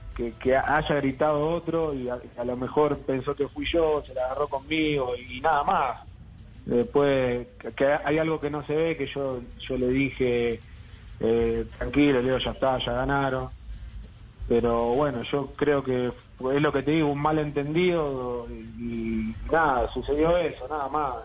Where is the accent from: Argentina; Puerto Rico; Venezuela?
Argentina; now in Bolivia; como argentino